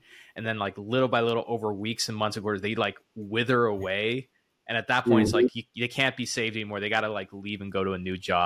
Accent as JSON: {"language": "English", "region": "the South", "country": "United States", "said": "I'm from the South"}